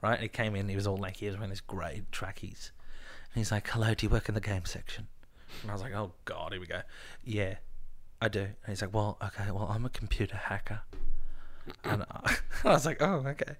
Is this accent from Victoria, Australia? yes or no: yes; Melbourne, Victoria, Australia; I'm from Melbourne. I don't have a British accent.